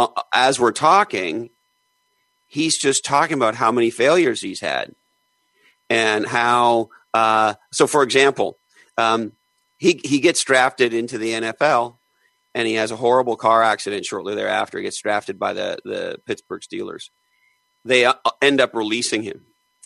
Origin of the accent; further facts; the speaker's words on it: Eastern Canada, Canada; I grew up in Eastern Canada.